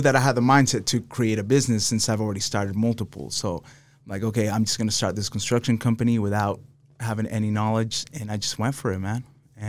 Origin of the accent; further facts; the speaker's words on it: Salt Lake City, Utah, United States; also born or lived in Los Angeles, United States; I'm really from Salt Lake, though.